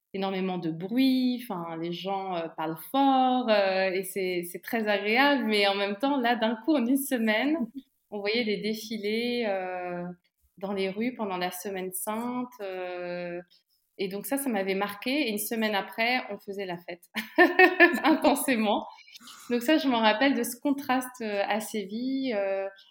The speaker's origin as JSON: {"language": "French", "town": "Montargis", "region": "Centre-Val de Loire", "country": "France", "also_born_or_lived": "Nigeria", "moved": "as an adult", "lives_now": "Brussels, Belgium", "said": "je viens alors à Milly, Montargis, c'est près d'Orléans. voilà, la région centre."}